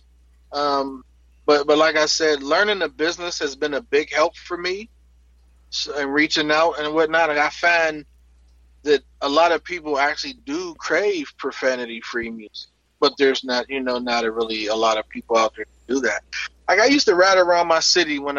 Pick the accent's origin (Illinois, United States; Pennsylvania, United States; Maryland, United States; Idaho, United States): Pennsylvania, United States; Pittsburgh; I grew up in Pittsburgh, in Homewood, on Hilltop.